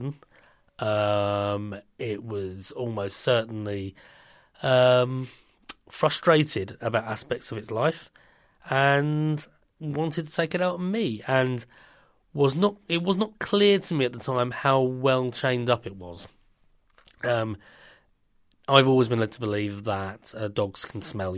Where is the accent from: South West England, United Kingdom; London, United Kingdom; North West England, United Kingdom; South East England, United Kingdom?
London, United Kingdom; being a Londoner